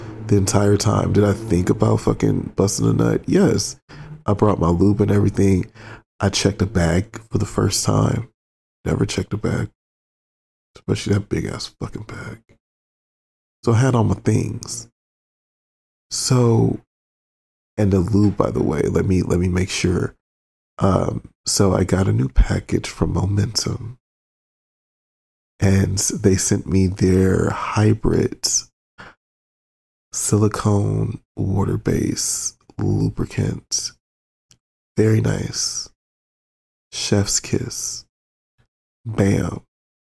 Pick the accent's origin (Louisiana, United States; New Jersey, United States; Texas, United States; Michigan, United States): Michigan, United States; Detroit; I'm from Detroit